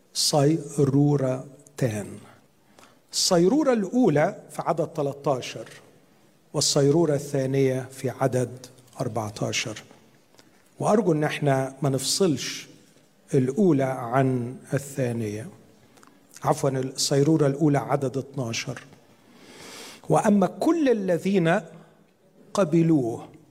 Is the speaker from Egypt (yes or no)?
yes; Upper Egypt, Egypt; عندنا في الصعيد